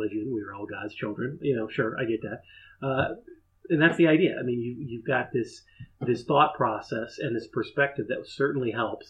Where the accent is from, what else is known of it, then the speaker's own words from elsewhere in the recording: Upper Arlington, Ohio, United States; I grew up in Upper Arlington, and that's where Jack Nicklaus is from.